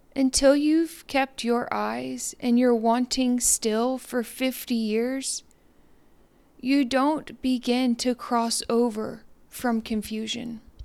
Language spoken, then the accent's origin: English; Deer Park, Texas, United States; now in Trinity, United States; I'm from Deer Park, Texas.